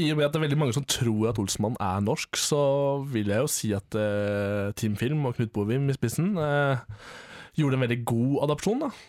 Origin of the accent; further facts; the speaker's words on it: Bø, Telemark, Norway; Jeg er fra Bø i Telemark